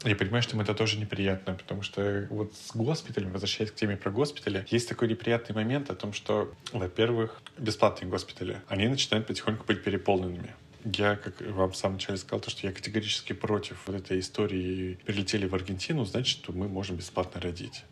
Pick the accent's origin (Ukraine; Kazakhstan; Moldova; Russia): Russia; Moscow; мы из России, мы из Москвы